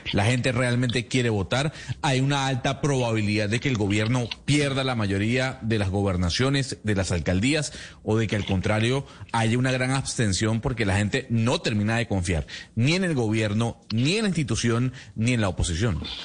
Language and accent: Spanish; Venezuela; como venezolano